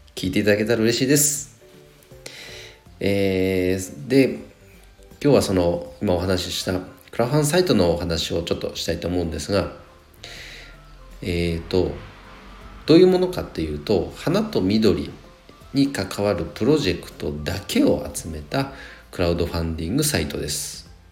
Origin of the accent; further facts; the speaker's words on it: Nagano, Japan; 地元僕長野